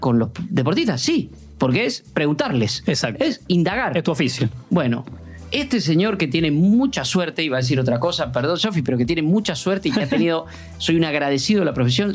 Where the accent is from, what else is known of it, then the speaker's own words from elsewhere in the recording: Puan, Buenos Aires Province, Argentina; now in Buenos Aires, Argentina; a mi pueblo, a Puan, 600 kilómetros de Buenos Aires, a pasar lo que hacemos siempre, la Navidad con mi familia